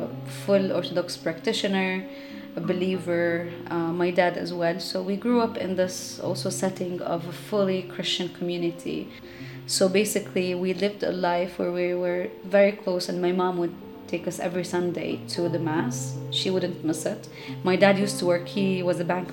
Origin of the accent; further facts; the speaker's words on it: Amman, Amman Governorate, Jordan; now in Beit Jala, Palestine; I was born and raised in Amman, Jordan, and I come from a refugee family.